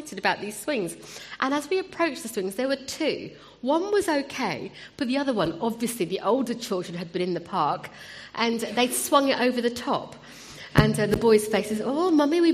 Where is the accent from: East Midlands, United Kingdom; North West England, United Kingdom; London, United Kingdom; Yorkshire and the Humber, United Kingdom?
London, United Kingdom; Wimbledon; also born or lived in India; now in Croydon, United Kingdom; So Wimbledon is my home, but although I now live in Croydon